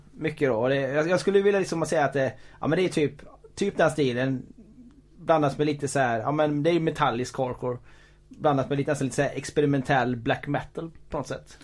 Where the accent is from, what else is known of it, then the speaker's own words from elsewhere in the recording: Borås, Västra Götaland, Sweden; jag är från Borås